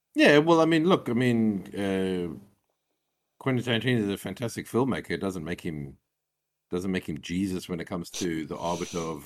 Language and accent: English; South Africa; I'm South African